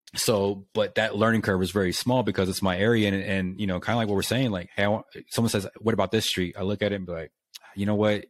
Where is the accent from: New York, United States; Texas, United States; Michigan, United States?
Texas, United States; Lubbock; moved away as an adult; also born or lived in Japan; moved here, and I'm from here.